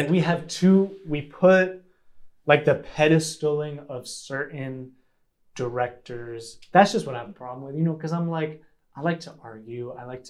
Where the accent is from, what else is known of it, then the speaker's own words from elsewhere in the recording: New York, United States; Like I grew up on the streets of New York too at a different time